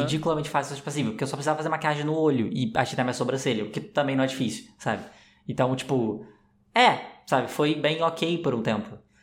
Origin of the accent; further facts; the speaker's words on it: Rio de Janeiro, Brazil; eu sou carioca